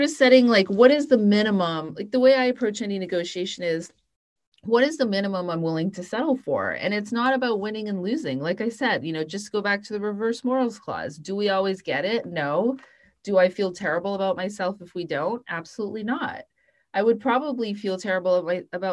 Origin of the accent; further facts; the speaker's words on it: Canada; I'm Canadian